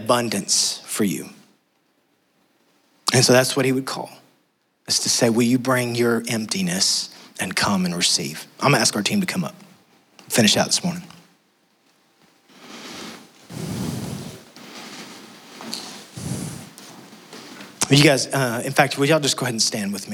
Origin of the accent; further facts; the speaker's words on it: West Texas, United States; moved away; I'm from West Texas.